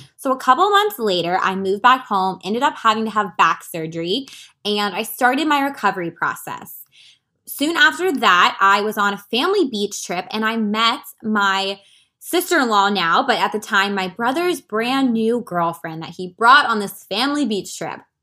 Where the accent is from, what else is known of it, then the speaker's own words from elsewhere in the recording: Washington, District of Columbia, United States; moved away as an adult; also born or lived in California; leave my hometown, move across country to become a full-time health and wellness coach